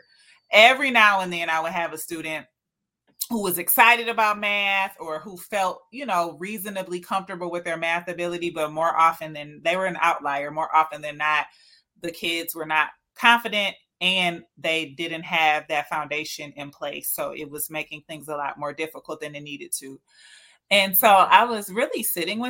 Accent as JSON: {"language": "English", "town": "Detroit", "region": "Michigan", "country": "United States", "tie": "born or raised there", "said": "I was born and raised and live in Detroit."}